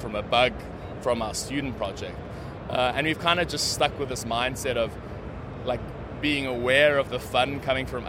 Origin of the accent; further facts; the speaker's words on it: South Africa; I'm South African.